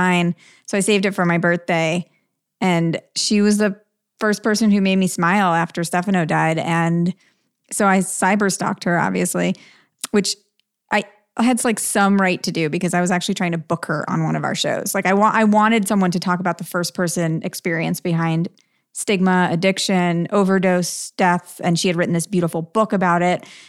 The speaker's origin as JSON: {"language": "English", "town": "Rockville Centre", "region": "New York", "country": "United States", "tie": "born or raised there", "said": "I grew up on Long Island"}